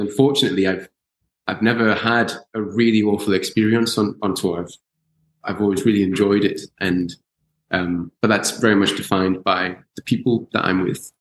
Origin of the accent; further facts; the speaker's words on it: Newcastle upon Tyne, North East England, United Kingdom; I grew up in Newcastle